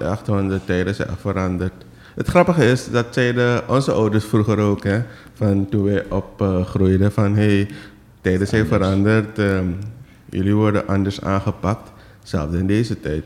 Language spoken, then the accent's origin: Dutch; Suriname; hoe kijken wij als Surinamers